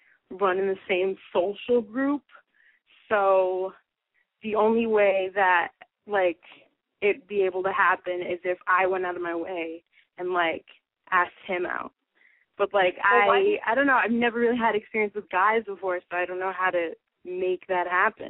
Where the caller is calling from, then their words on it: New York, United States; I'm 18, and I'm from New York.